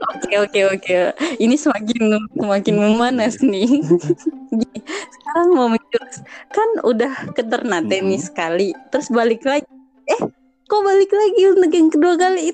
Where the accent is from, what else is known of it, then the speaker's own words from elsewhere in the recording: Ternate, North Maluku, Indonesia; Ternate, daerah saya